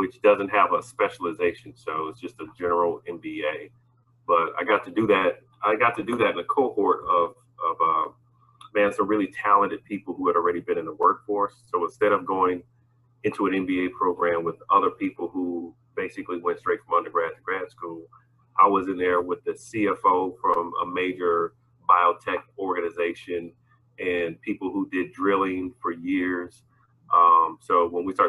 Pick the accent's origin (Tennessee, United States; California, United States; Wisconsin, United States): Wisconsin, United States; Milwaukee; moved away as an adult; also born or lived in Montgomery, Alabama; now in Birmingham, United States; right outside of my hometown of Milwaukee